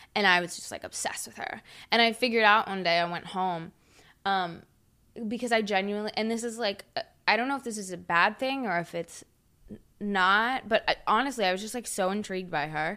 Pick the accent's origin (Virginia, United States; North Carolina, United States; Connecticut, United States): North Carolina, United States; Huntersville; moved away; I grew up in Huntersville